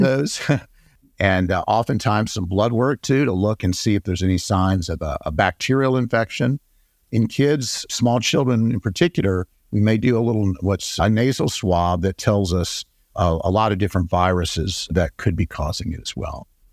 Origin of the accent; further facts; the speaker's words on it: Atlanta, Georgia, United States; also born or lived in Texas; I was born here in Atlanta and went away and did my training in critical care, pediatric intensive care in Texas. I came back in nineteen ninety-two